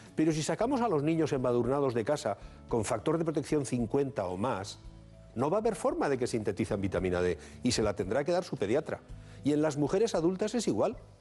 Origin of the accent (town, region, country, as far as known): Bilbao, Basque Country, Spain